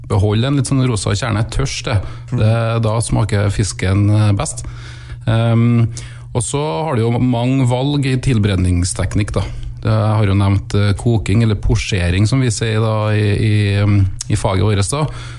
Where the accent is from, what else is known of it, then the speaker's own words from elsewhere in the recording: Trøndelag, Norway; accent: Trøndersk; sier vi gjerne på, på trøndersk